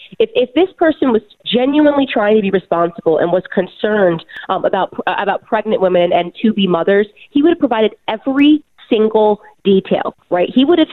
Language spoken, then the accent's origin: English; Connecticut, United States; I just want to say I grew up in Connecticut. So I am Connecticut raised. And so incidentally, all of my family lives in Connecticut.